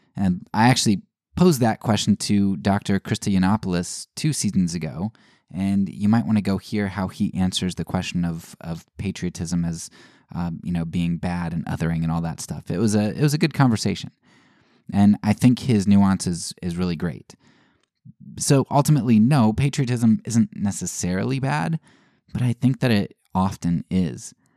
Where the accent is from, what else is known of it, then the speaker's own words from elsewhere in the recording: United States; growing up in the United States